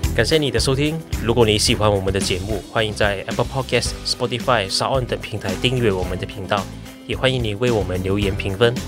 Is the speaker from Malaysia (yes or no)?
yes; Ipoh, Perak, Malaysia; now in Taiwan; 因为怡保是我家乡嘛